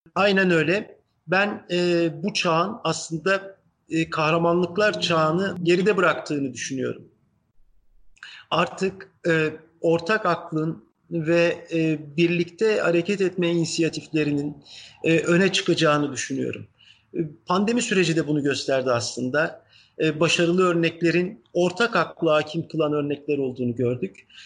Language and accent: Turkish; Izmir, Turkey; also born or lived in Ankara, Turkey / Kütahya, Turkey; Ben dediğim gibi işte Ankara'da doğdum Sonra çocukluğun ilk yılları Kütahya'da geçti. Sonra İzmir'e geldik 5 yaşındayken